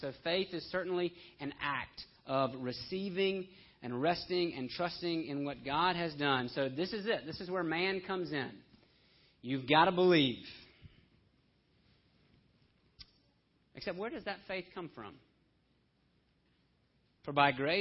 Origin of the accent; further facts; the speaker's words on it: Homewood, Alabama, United States; I'm from Homewood, Alabama